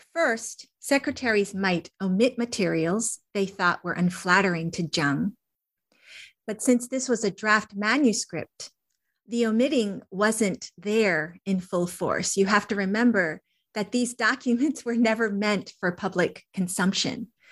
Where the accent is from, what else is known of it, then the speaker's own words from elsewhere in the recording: Connecticut, United States; also born or lived in Wisconsin / Ohio / Georgia; during my K through 12 years, I lived in Connecticut